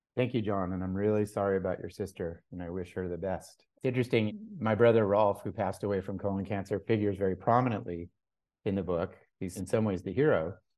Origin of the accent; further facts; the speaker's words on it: Los Angeles, California, United States; also born or lived in Mexico; I was born in Mexico. I grew up as you say, in Laurel Canyon in the late sixties